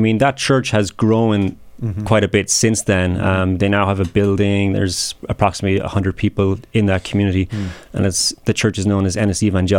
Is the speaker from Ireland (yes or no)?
yes; County Clare, Munster, Ireland; moved away as an adult; I'm from County Clare in Ireland, so I grew up in a predominantly Roman Catholic part of the country.